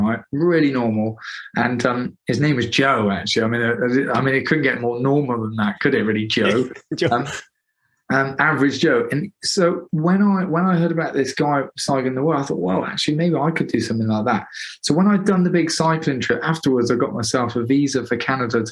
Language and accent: English; Gloucester, South West England, United Kingdom; I'm from Gloucester